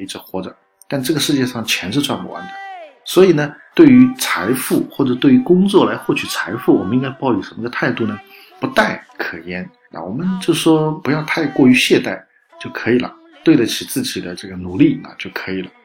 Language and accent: Chinese; China; 我们中国人讲这个运气好，运气坏